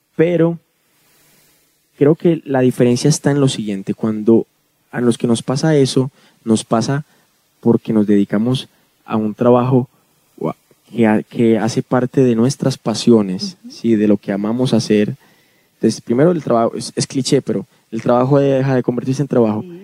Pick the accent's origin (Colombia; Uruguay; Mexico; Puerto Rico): Colombia; Medellín, Antioquia; crecí en Medellín, que además es la capital del reggaetón en Colombia